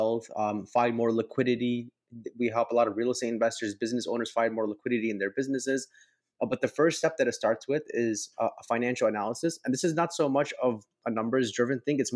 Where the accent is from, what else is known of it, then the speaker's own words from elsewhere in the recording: Palos Hills, Illinois, United States; I grew up in Chicago. I grew up in a suburb right outside of Orland Park. It's Palos Hills.